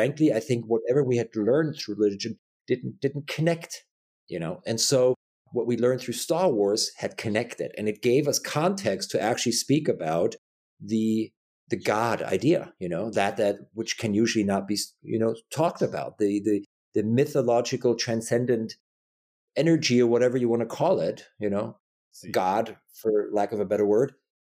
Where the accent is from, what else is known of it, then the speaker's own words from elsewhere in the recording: Germany; I was born and raised Catholic in Germany.